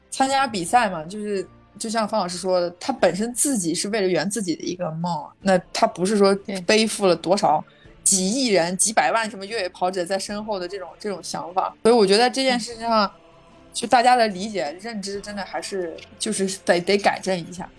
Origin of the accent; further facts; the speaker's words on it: China; 我来自中国